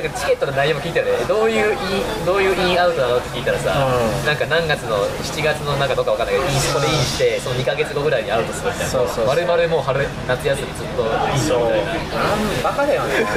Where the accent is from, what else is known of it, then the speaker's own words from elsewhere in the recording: Aichi, Japan; 地元愛知県のもう本当スポーツ系の高校に行って3年間みっちりサッカーやった